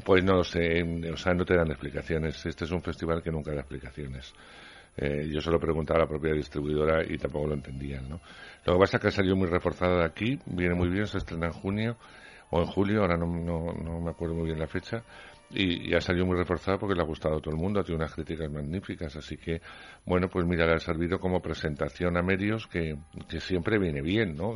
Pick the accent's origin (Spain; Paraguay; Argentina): Spain; Castile